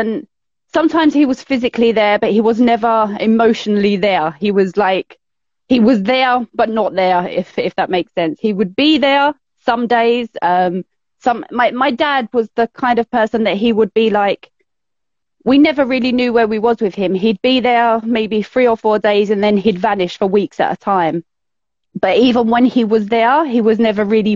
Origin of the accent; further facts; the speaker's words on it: London, United Kingdom; moved away as an adult; also born or lived in Essex; So I grew up in the East End of London, in like your typical East End council estate